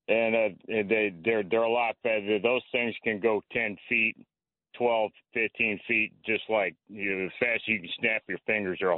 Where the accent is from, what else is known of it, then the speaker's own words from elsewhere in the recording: Louisiana, United States; now in Asbury Park, United States; I am from Louisiana